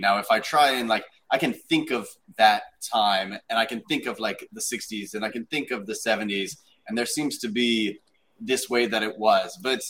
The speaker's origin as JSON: {"language": "English", "country": "United States"}